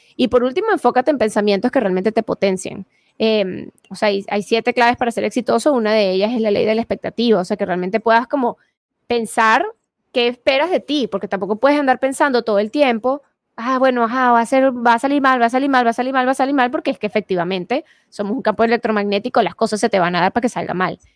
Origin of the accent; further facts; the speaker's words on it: Venezuela; yo soy venezolana